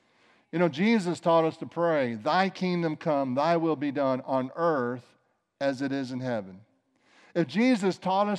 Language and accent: English; East St. Louis, Illinois, United States; you know, we grew up in several different places, but one of the places we grew up was in East St. Louis.